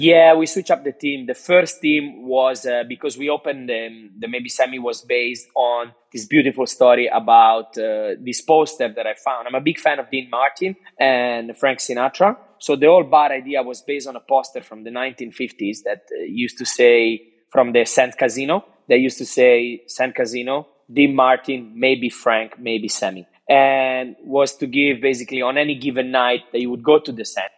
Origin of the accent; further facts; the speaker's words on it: Cinque Terre, Italian Riviera, Liguria, Italy; English is a second language; now in Australia; I grew up in Cinque Terre, in the Italia Riviera